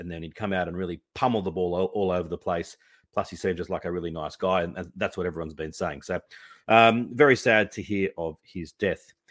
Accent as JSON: {"language": "English", "country": "Australia", "said": "it was a humbling experience as well as an Australian cricket fan to realize just how much the presence of our team in um, Pakistan meant to the people of Pakistan."}